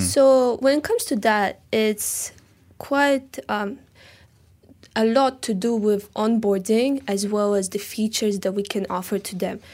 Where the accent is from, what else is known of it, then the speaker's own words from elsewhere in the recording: Tashkent, Uzbekistan; now in Malaysia; I'm from Tashkent, Uzbekistan, Central Asia